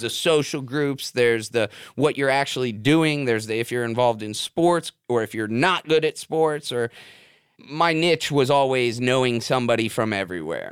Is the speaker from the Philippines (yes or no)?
no; Davie, Florida, United States; also born or lived in North Miami, Florida; I grew up out in West Davie off Shotgun Road